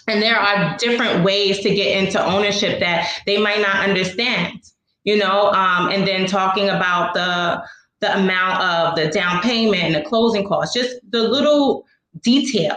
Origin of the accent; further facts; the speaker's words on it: New York City, New York, United States; I'm a native Brooklynite. I'm actually from the East New York section of Brooklyn